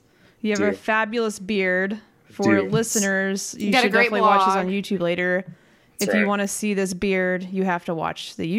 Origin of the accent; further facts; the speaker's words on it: Oxford, Alabama, United States; I'm from Oxford, Alabama, and that's where I grew up. That's where I went to high school.